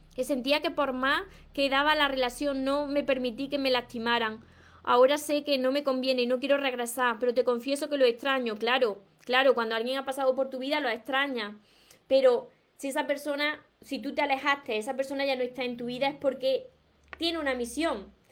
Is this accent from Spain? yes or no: yes; Córdoba, Andalusia, Spain; pero Córdoba de España, porque yo soy de Córdoba